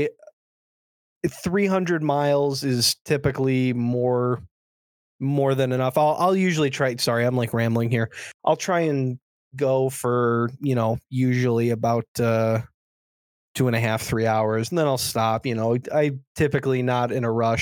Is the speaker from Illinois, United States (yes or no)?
yes; Chicago, Illinois, United States; I'm from Chicago area